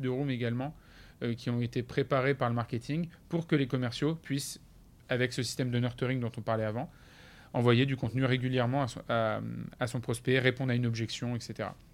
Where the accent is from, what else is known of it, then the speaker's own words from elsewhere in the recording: France; on est des Français